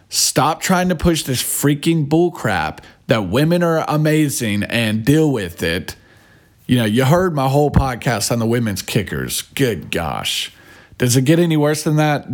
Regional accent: United States; We're from America

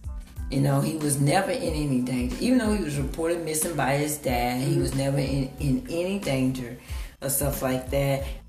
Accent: Dallas, Texas, United States; now in Fort Worth, United States; I'm from Dallas. I'm born and raised in Dallas, Texas.

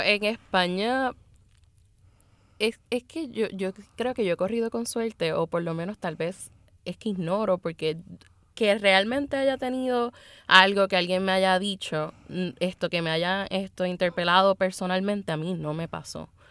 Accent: Luquillo, Puerto Rico; De esos puertorriqueños, tres somos, somos oscuros, somos negros

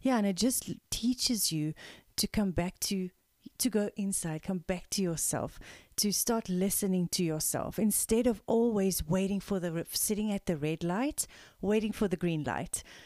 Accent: South Africa; We are a South African mother-daughter team of integrative energy healers

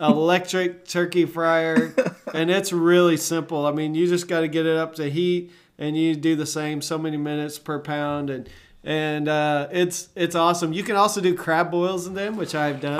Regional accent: Arlington, Texas, United States; growing up in Arlington, Fort Worth, Dallas, Fort Worth area

